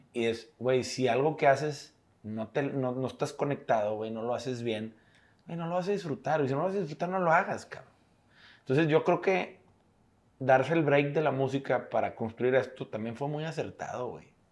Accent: Monterrey, Nuevo León, Mexico; somos regios

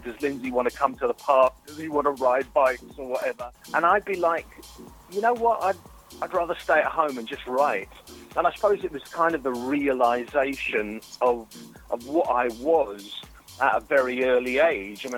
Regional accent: London, United Kingdom; I grew up in Highgate, London N6

